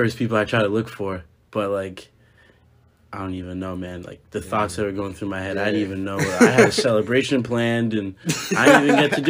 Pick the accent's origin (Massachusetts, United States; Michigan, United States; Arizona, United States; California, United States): Massachusetts, United States; Swampscott; So, I'm from Swampscott, Massachusetts.